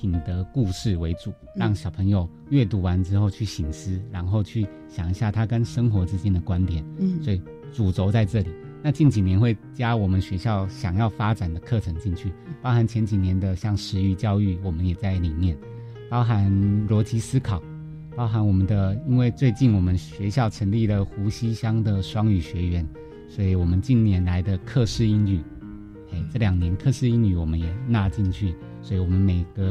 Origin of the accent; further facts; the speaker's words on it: Penghu County, Taiwan; 我刚好就在我们龙门 国小隔壁隔壁村，所以离其实如果老家来到龙门国小，大概两三分钟就